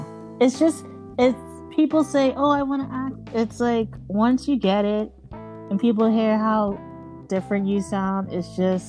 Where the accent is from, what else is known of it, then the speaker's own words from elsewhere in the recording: Bahamas; accent: mixture of American and Bahamian; I have a mixture, because I'm from the Bahamas, so it's like, I have a mixture of American and Bahamian.